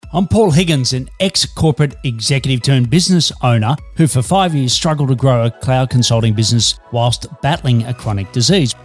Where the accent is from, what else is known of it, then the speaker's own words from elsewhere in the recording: Australia; I'm an Aussie working globally for Melbourne, Australia